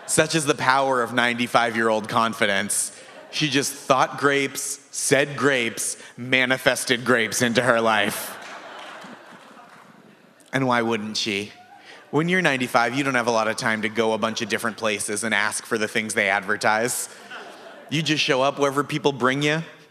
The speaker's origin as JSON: {"language": "English", "region": "Massachusetts", "country": "United States", "tie": "born or raised there", "moved": "yes", "said": "I grew up in Massachusetts"}